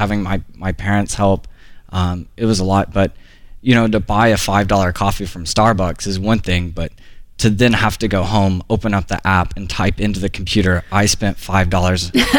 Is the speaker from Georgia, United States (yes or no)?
yes; Chatsworth, Georgia, United States; also born or lived in Duluth, Georgia; I was born in Chatsworth, Georgia, and I work in Duluth, Georgia right now.